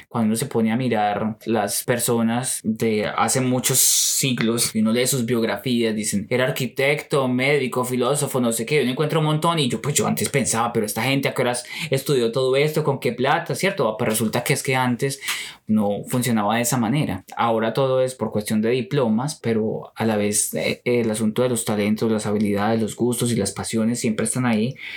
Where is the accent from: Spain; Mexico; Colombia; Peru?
Colombia; moved away as an adult; now in United States; yo quería quedarme en Colombia